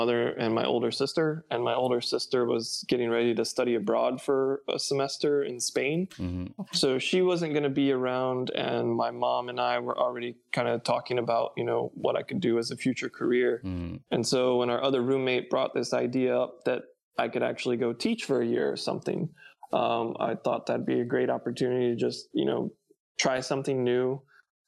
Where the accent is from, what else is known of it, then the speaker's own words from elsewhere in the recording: North Carolina, United States; moved away as an adult; also born or lived in Georgia; I was born in Georgia, but I moved to North Carolina when I was about fourth grade. Okay. So most of my life was probably spent in North Carolina